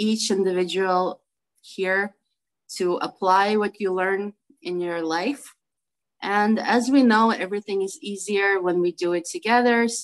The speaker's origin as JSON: {"language": "English", "town": "New York City", "region": "New York", "country": "United States", "said": "I'm from Brooklyn, New York"}